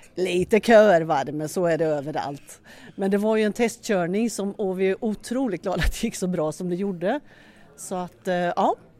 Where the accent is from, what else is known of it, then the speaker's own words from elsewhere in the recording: Norrköping, Östergötland, Sweden; moved away as an adult; now in Skåne, Sweden; Jag är från Norrköping egentligen men flyttade ner till Skåne för över 30 år sedan och det är där jag bor